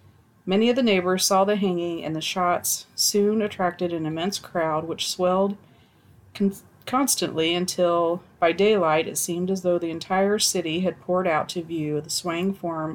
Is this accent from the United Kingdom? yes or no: no; Zambia; born there; I was born in Zambia. I was born in Zambia in the late 80s in a village that doesn't exist anymore.